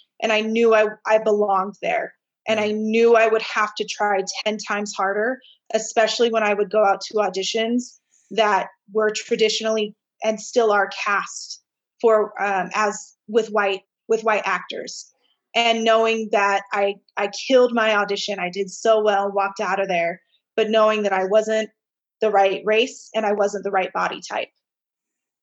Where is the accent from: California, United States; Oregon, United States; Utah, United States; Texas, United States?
Utah, United States; Layton; we were raised in Layton